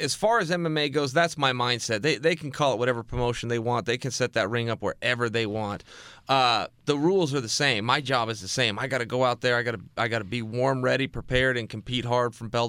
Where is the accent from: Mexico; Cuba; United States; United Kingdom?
United States; Oregon; now in Los Angeles, United States; I'm from Oregon